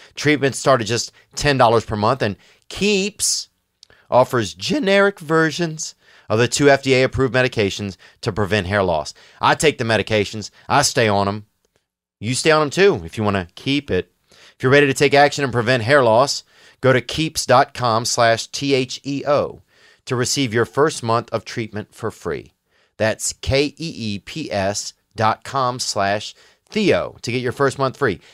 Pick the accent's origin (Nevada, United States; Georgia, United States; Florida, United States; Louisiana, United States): Louisiana, United States; I'm from Louisiana